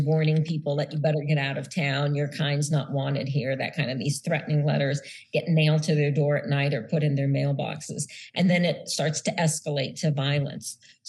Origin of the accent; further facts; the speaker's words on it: United States; So I'm a Nisei, for instance, because my mom is Nisei, but I was born in the United States.